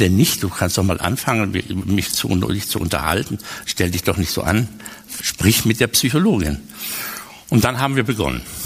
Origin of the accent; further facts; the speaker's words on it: Westerwald, Germany; also born or lived in Cologne; Ich bin im Westerwald aufgewachsen und dieses Elternhaus gibt es